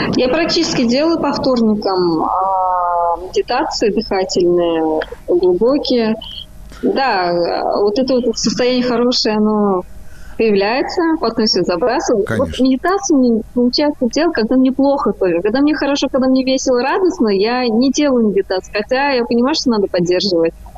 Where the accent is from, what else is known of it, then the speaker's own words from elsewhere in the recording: Kazan, Tatarstan, Russia; я из Казани